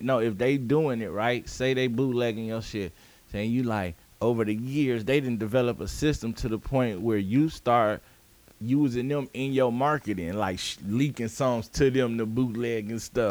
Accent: United States; we grew up in the United States

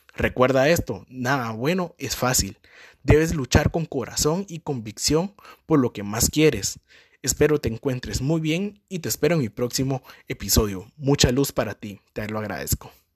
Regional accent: Guatemala; soy de Guatemala

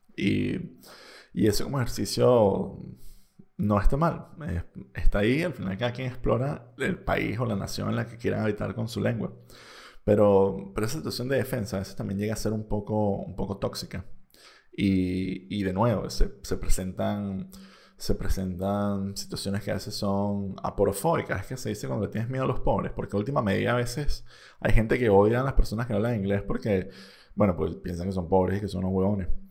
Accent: Venezuela; first language Spanish; now in Spain; que si bien yo tenía un pasaporte español, yo seguía siendo venezolano.

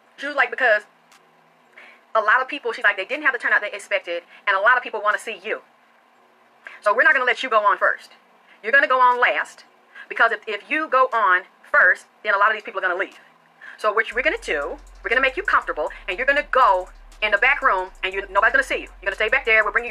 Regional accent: the South, United States; I was taught from the South

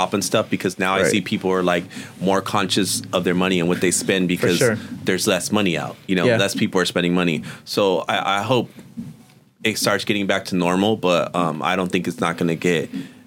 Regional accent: Oxnard, California, United States; I'm from Oxnard.

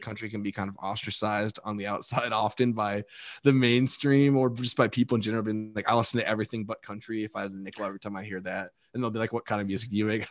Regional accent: Dallas, Texas, United States; moved away as an adult; now in Nashville, United States; I grew up in the Texas area, well, all over Texas, but mostly from Dallas-Fort Worth.

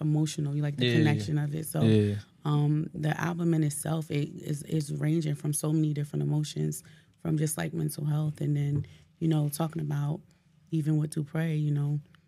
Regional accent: Newark, New Jersey, United States; I'm from Newark

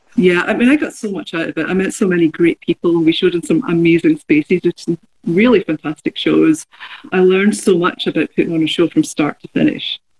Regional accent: Glasgow, Scotland, United Kingdom; moved away; I, I grew up in Glasgow

